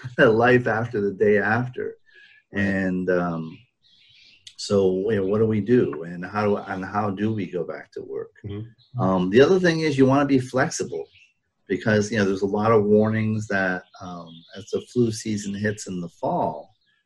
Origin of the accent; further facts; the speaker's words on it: Rhode Island, United States; moved away; I grew up in Rhode Island